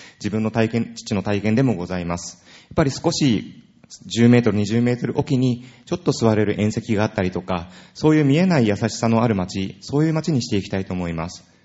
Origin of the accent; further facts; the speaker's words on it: Urayasu, Chiba, Japan; 私は浦安市で生まれ育ちました